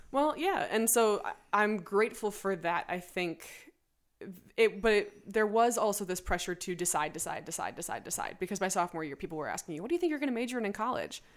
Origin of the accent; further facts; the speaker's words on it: Evanston, Illinois, United States; also born or lived in Chicago; I moved out of my hometown, Evanston.